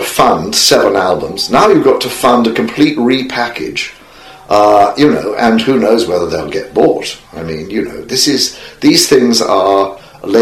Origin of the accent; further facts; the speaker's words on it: England, United Kingdom; moved away as an adult; also born or lived in California; I was homesick for England